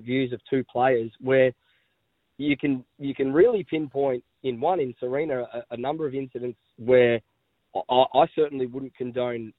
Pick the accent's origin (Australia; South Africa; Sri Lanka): Australia; also born or lived in Northcote, Victoria; as an Aussie